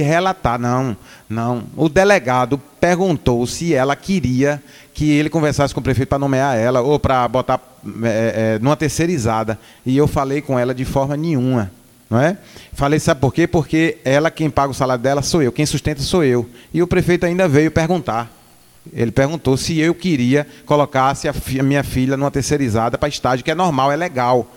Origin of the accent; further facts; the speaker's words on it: Northeast Region, Brazil; moved away as an adult; now in Bahia, Brazil; eu sou nordestino